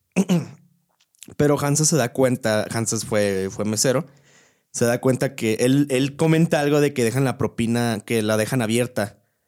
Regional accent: Querétaro, Mexico; soy de aquí

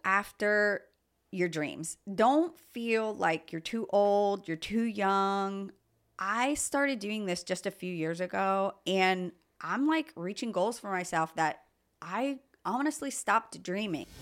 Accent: Lebanon, Pennsylvania, United States; also born or lived in Philadelphia / Phoenixville / Ohio; I grew up in Pennsylvania my whole life, basically Mount Gretna, Lebanon.

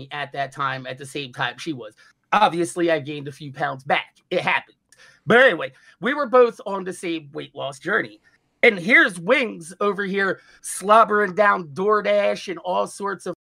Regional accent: New Jersey, United States; I'm from New motherfucking Jersey.

